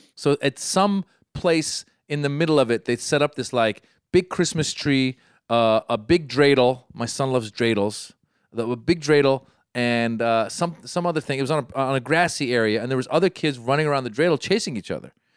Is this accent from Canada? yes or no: no; Iran; moved away; I come from Iran